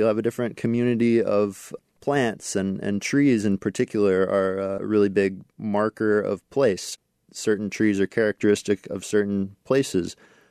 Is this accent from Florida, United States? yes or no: no; Alaska, United States; Yeah, so where I grew up in Alaska, black spruce was kind of characteristic